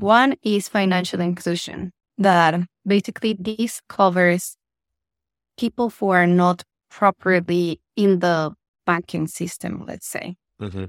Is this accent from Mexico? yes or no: yes; Mexico; moved away as an adult; also born or lived in United Kingdom; now in Malaysia; I'm originally from Mexico, but by now I'm like a double citizen. Uh, so I lived in the UK for nine years, then I've been in Asia for almost six years.